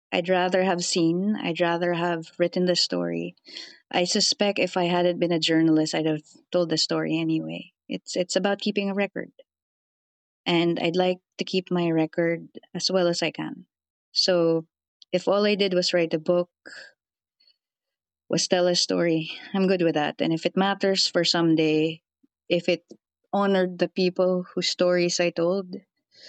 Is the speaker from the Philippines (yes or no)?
yes; Philippines; I'm a Filipino field reporter